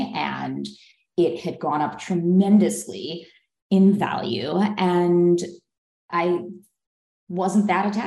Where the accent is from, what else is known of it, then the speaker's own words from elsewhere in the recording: Philadelphia, Pennsylvania, United States; moved away as an adult; also born or lived in New York City, United States; now in Los Angeles, United States; I grew up in Philadelphia